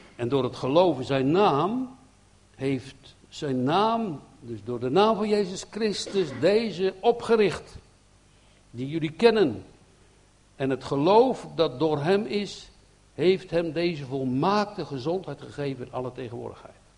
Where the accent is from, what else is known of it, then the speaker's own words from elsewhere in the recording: Netherlands; wij zijn Nederlanders